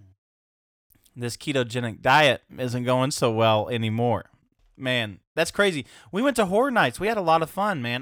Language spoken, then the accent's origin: English; Knoxville, Tennessee, United States; I'm from Knoxville.